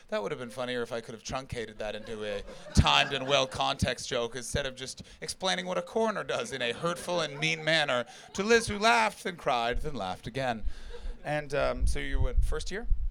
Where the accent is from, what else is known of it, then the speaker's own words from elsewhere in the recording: Canada; moved away as an adult; now in London, United Kingdom; I'm from Canada